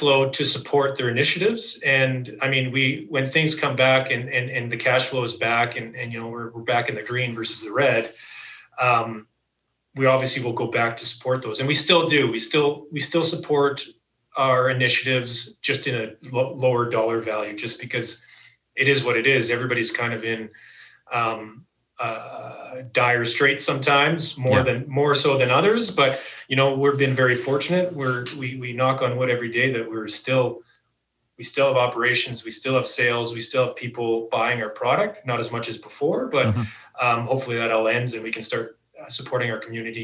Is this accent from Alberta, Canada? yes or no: yes; Calgary, Alberta, Canada; I'm born and raised in Calgary